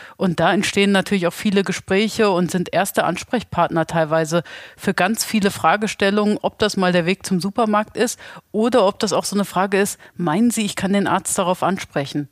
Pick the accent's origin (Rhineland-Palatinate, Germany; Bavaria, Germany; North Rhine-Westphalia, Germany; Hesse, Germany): Hesse, Germany; Bad Soden-Salmünster; ich bin ursprünglich auch aus Bad Soden-Salmünster